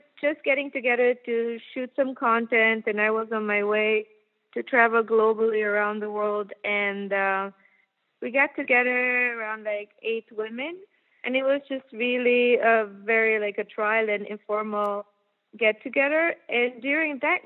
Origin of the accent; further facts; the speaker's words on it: Germany; moved away; I'm from Germany originally